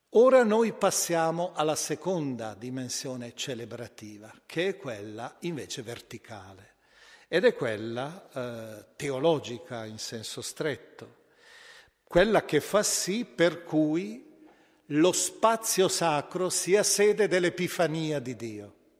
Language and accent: Italian; Milan, Lombardy, Italy; io penso alla mia città d'origine, Milano